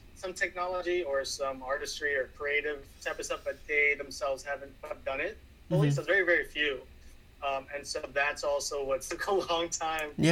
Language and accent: English; New York City, New York, United States; I grew up in Washington Heights back in the 90s, very poor, underserved community, mainly Hispanics